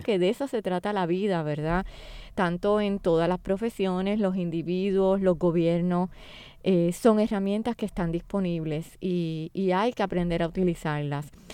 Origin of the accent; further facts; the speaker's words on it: Puerto Rico; Como puertorriqueños